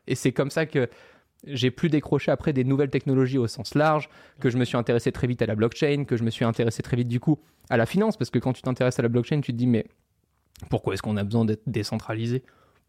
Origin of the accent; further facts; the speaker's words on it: Monaco; j'ai grandi à Monaco, donc dans un pays qui fait deux virgule cinq kilomètres carrés